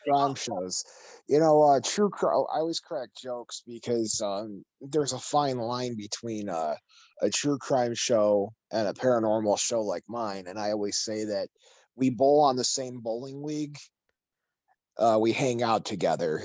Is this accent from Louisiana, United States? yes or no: no; Chicago, Illinois, United States; growing up here